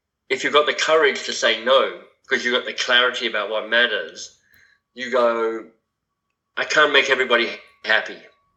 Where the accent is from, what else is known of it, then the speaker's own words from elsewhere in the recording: Canberra, Australian Capital Territory, Australia; moved away as an adult; now in Toronto, Canada; in Canberra, my hometown